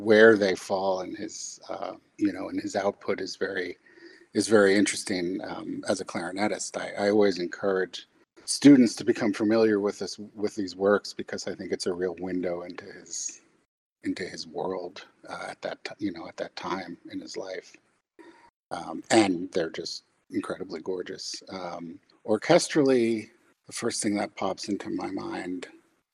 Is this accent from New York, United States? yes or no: yes; White Plains, New York, United States; now in Dallas, United States; I grew up in White Plains, New York